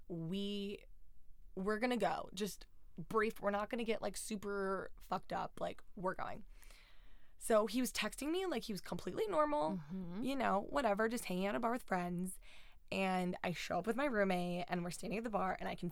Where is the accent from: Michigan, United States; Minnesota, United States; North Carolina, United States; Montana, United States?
Michigan, United States; now in New York, United States; I'm from Michigan